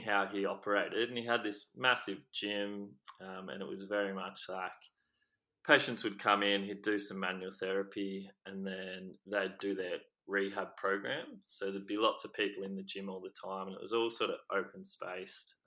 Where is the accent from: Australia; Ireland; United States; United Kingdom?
Australia; Ocean Grove, Victoria; I grew up in Victoria, so by the coast in a town called Ocean Grove